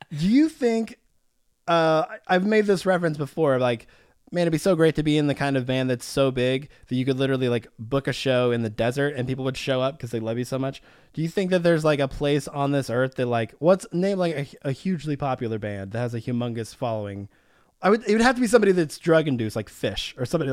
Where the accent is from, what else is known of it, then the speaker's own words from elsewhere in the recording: Little Rock, Arkansas, United States; I literally played a show in Little Rock, which is essentially my hometown